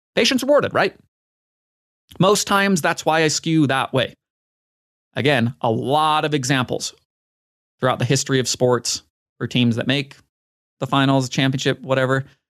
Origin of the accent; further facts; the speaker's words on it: Utah, United States; my hometown team, the Utah Jazz